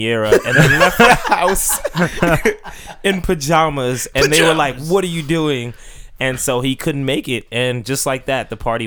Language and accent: English; Maryland, United States; moved away; I grew up in Maryland